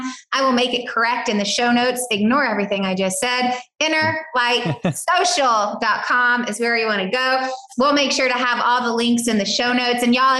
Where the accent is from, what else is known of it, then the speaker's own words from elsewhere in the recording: the South, United States; accent: Southern; You have to listen to my Southern accent